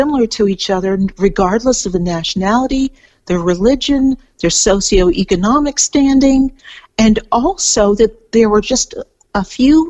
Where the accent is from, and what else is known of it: California, United States; moved away as an adult; now in Melbourne, Australia